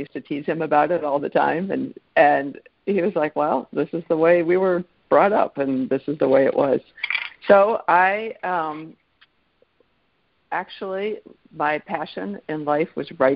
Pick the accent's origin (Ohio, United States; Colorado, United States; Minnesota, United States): Minnesota, United States; born or raised there; also born or lived in Geneva, Switzerland